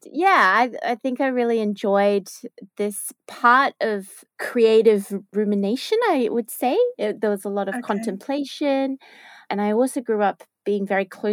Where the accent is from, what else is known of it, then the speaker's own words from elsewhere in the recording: Melbourne, Victoria, Australia; also born or lived in Japan; I grew up, I was born in Melbourne and I spent, pretty much most of my life in Melbourne, except for a little stint overseas in Japan.